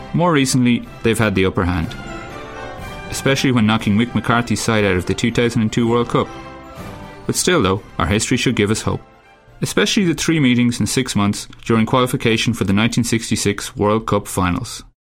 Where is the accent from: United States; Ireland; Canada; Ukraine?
Ireland; moved away as an adult; now in Madrid, Spain; I'm Irish